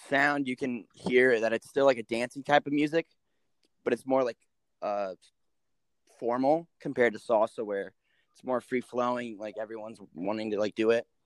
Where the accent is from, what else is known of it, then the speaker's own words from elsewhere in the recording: Minnesota, United States; I'm from Minnesota.